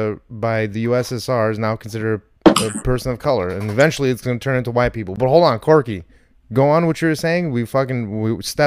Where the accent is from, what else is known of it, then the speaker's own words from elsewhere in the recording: New Canaan, Connecticut, United States; New Canaan, I'm from New Canaan too.